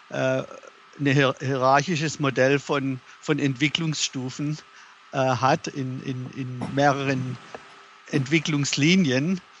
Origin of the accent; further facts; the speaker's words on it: Germany; moved away as an adult; now in United States; ich bin in, in Deutschland aufgewachsen, habe auch dort geheiratet, äh, hatte mit meiner Frau zwei Töchter, als wir hierher gezogen sind in die USA 1995 und hatten dann noch eine dritte Tochter hier.